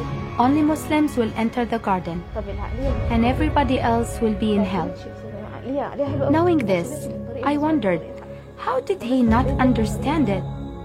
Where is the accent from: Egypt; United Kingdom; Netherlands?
Egypt; I'm a pharmacist from Egypt. I grew up Muslim in a Muslim family.